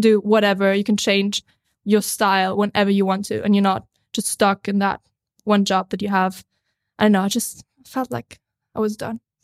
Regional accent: Austria; moved away; I'm a filmmaker from Austria originally, but I've been traveling the world

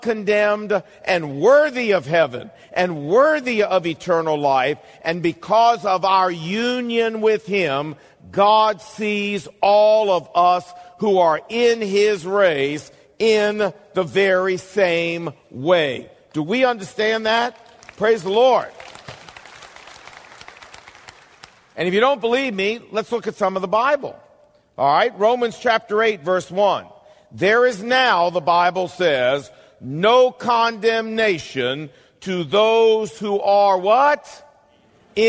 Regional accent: United States; you and I as Americans

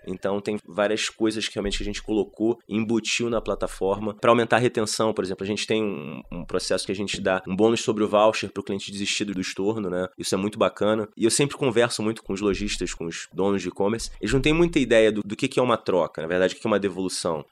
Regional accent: Rio de Janeiro, Brazil; eu sou do Rio

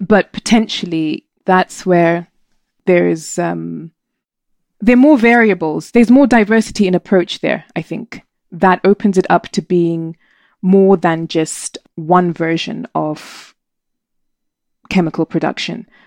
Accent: Zimbabwe; moved away as an adult; Zimbabwe. Gosh, I was born soon after independence, five years later. And, uh, I was a born free, and it was an amazing childhood

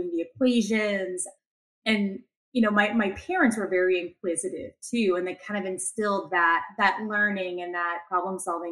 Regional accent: just outside of Pittsburgh, Western Pennsylvania, United States; I born and raised in Western Pennsylvania, just outside of Pittsburgh

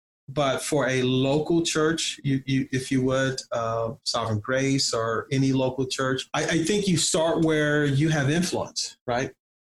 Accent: Compton, California, United States; also born or lived in New Jersey; I began to reflect on incidents in my own life growing up in Compton and in New Jersey

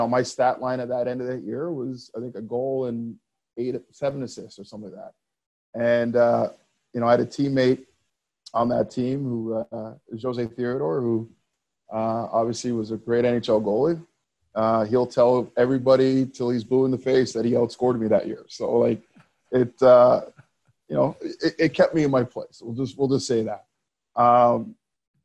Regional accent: Montreal, Quebec, Canada; growing up in Montreal, you know, I played on some really good teams as a kid

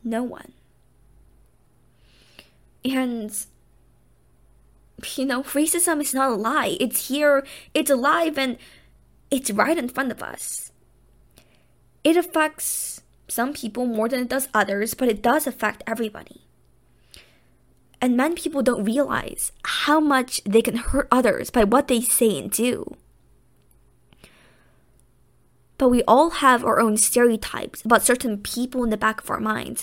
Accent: United States; as an Asian and as American

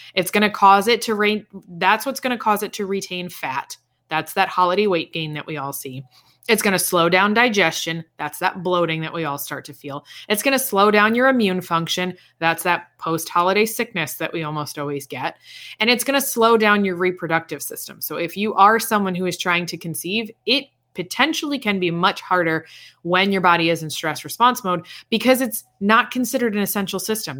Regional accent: East Coast, United States; now in Indiana, United States; I'm from the East Coast

